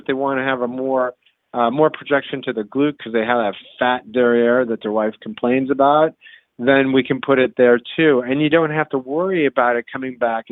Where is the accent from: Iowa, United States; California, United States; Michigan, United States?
Iowa, United States; I grew up in Iowa